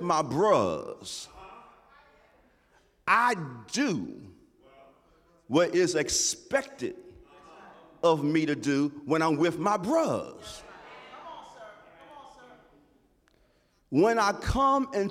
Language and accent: English; New York City, New York, United States; growing up in Harlem